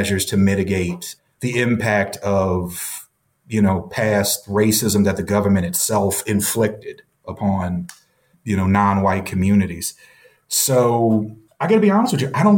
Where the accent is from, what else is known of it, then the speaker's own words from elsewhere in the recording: the South, United States; I'm from the South too